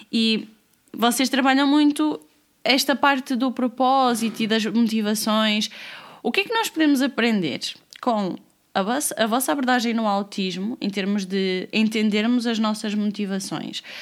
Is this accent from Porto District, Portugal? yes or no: yes; Porto, Porto District, Portugal; now in Lisbon, Portugal; Estou em, em, Lisboa, Lisboa. Em Lisboa. Mas eu que... sou do Porto.